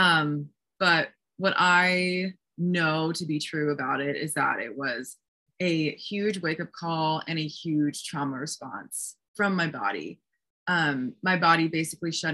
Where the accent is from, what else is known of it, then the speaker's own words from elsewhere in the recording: East Coast of New Jersey, United States; moved away as an adult; also born or lived in Hoboken, New Jersey; now in Sedona, United States; where I grew up on the East Coast of New Jersey